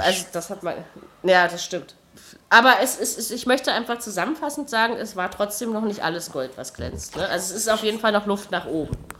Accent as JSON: {"language": "German", "country": "Germany", "said": "als Deutscher"}